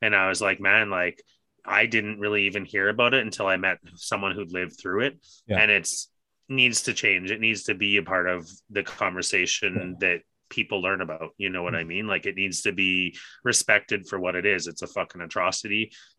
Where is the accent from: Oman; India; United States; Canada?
Canada; part of what being Canadian is we're known as being kind, and we need to get that back. You know, there's a dirty mark that's been put on Canada